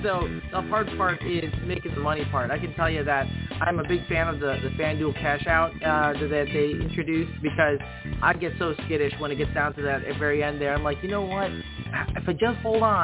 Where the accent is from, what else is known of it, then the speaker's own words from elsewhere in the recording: Chicago, Illinois, United States; I grew up in Chicago